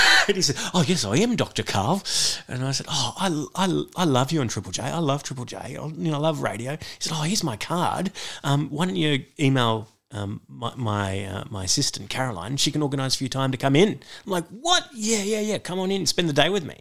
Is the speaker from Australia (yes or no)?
yes; Sydney, New South Wales, Australia; I grew up in Beecroft in the leafy suburbs of northwest Sydney